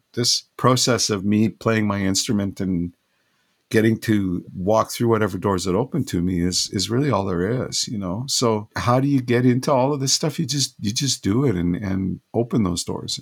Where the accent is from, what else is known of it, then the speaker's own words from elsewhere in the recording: West Coast, British Columbia, Canada; I'm from the West Coast here